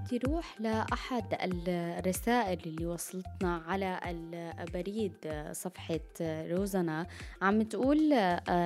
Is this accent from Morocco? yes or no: no; Syria; نحن كمان كسوريين